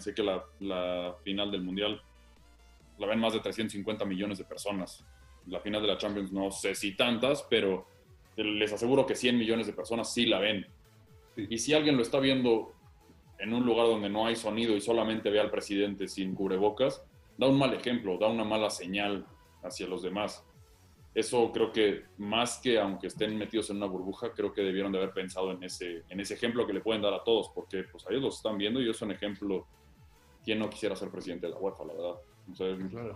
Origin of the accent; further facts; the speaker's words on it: Querétaro, Mexico; Yo soy queretano